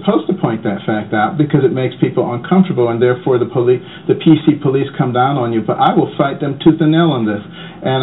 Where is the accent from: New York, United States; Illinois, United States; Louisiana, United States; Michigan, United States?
Michigan, United States; Detroit; moved away; also born or lived in Boston; I grew up in Detroit, and I grew up in Boston.